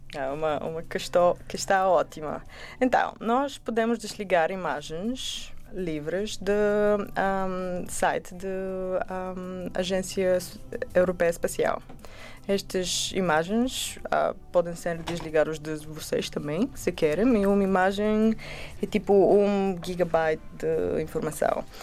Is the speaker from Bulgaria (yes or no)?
yes; Bulgaria; Portuguese is a second language; now in Portugal; eu sou do Bulgária, o meu português é quase bem